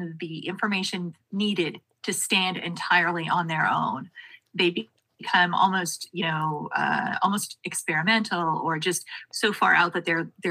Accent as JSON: {"language": "English", "area": "Sonoran Desert", "region": "Arizona", "country": "United States", "moved": "yes", "lives_now": "Washington, United States", "said": "I had spent so long hating where I was from."}